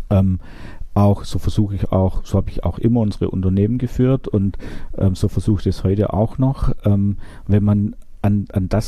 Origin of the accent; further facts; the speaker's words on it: Baden-Württemberg, Germany; Ich buddel gerne, ich bin Schwabe.